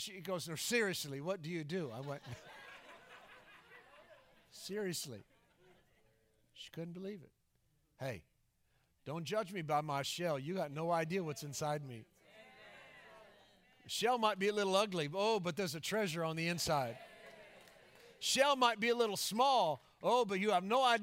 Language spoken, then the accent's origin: English; Florida, United States; moved away; I go back into my hometown in Florida